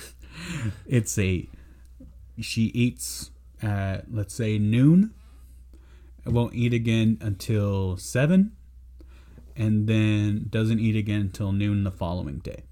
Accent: San Antonio, Texas, United States; I'm from San Antonio

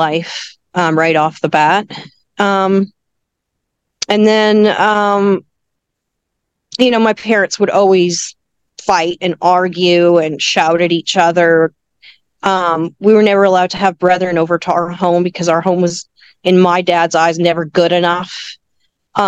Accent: Vancouver, British Columbia, Canada; also born or lived in Victoria; I was born in Vancouver

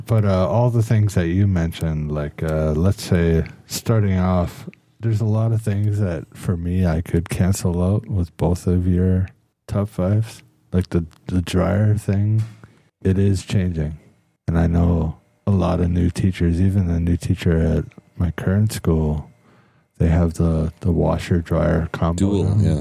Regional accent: Newfoundland and Labrador, Canada; moved away as an adult; now in South Korea; My family is obviously being Irish and from Newfoundland

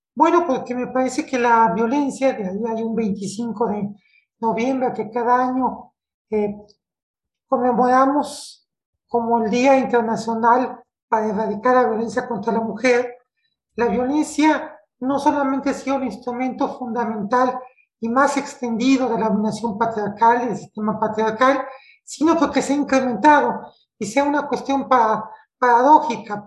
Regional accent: Mexico; yo soy mexicana, vivo en la, en la Ciudad de México, en la capital de, mi país

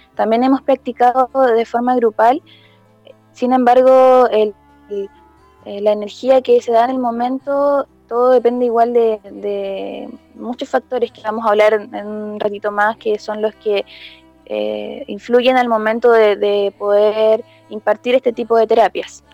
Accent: Coquimbo, Chile; yo vivo en Coquimbo, en soy de Valle, pero vivo en Coquimbo, en la ciudad de Coquimbo

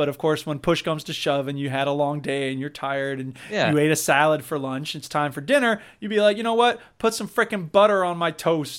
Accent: United States; I'm an American

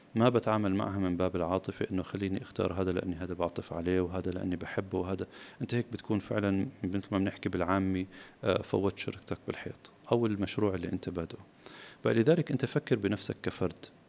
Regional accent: Palestine; كوني فلسطيني ومناصر لبلدي واهلي

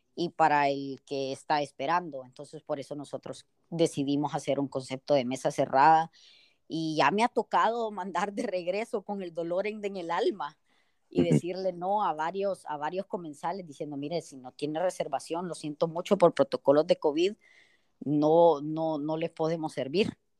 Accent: El Salvador

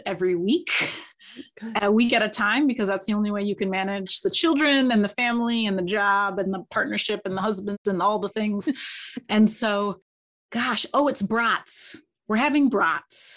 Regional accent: Kalamazoo, Michigan, United States; moved away as an adult; also born or lived in Ann Arbor, Michigan / Ithaca, New York; now in Notre Dame, United States; I was born in Ann Arbor and grew up in Kalamazoo

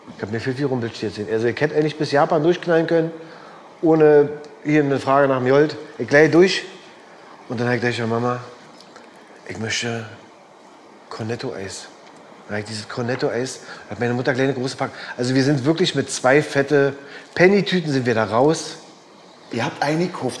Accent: Berlin, Germany; Biseestraße, Weißensee.

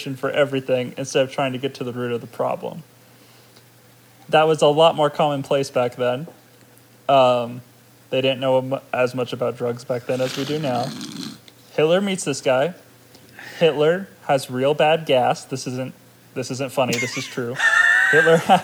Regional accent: United States; I'm American, dang it.

